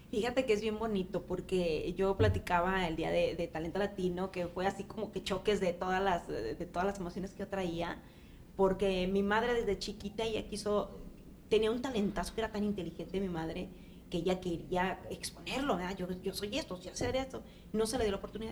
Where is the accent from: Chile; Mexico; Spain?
Mexico; moved away as an adult; now in Nashville, United States; sí salía yo para, para México, eh, regresaba a ver a la familia